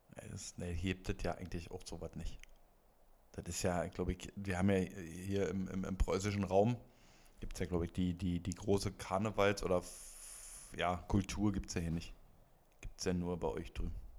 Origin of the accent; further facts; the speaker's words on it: Brandenburg, Germany; now in Berlin, Germany; Ich ursprünglich aus Brandenburg